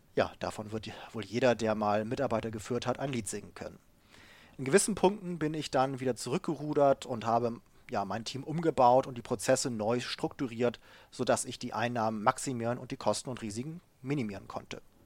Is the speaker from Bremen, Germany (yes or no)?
yes; Bremen, Germany; also born or lived in United States / Japan; now in Hamburg, Germany; Ich komme ursprünglich aus dem Bremer Raum, wohne jetzt in Hamburg